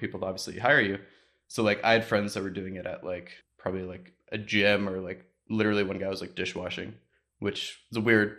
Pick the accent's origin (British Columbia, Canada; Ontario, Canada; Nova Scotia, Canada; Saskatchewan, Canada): Ontario, Canada; So like I was big in the music scene growing up outside of Toronto